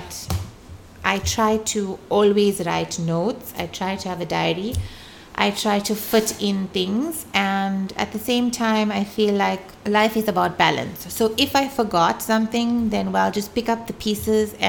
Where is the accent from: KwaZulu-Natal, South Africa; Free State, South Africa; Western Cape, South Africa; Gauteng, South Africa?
KwaZulu-Natal, South Africa; Pietermaritzburg; now in Durban, South Africa; I came from Pietermaritzburg